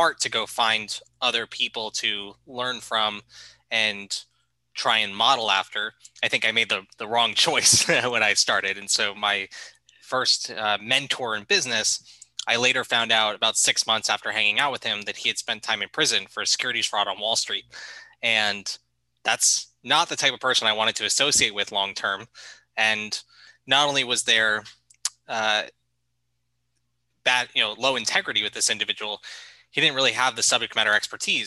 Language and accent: English; Boca Raton, Florida, United States; moved away as an adult; also born or lived in New York; I'm originally from South Florida, Boca Raton, Florida, if you know where that is. If not, it's about an hour north of Miami